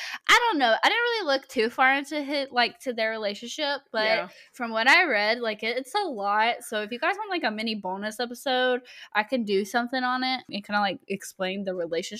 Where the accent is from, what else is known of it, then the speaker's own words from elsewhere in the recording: Texas, United States; I'm from Texas, and I got a big hat.